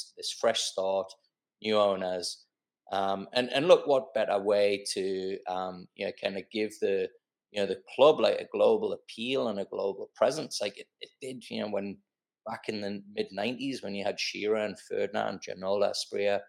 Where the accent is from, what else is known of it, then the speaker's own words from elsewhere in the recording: England, United Kingdom; moved away as an adult; now in Australia; I'm English, but I've lived here 18 years